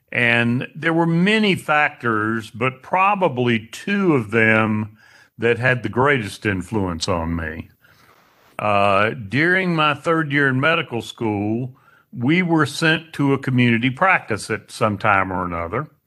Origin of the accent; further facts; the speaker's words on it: Statesville, North Carolina, United States; also born or lived in Winston-Salem; now in Hickory, United States; I left Statesville at age 18 and went to Wake Forest.